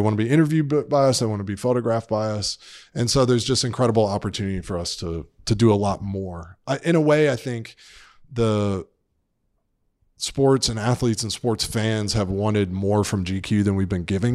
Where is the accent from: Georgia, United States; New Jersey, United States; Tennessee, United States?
Georgia, United States; Atlanta; moved away; I grew up in Atlanta, Georgia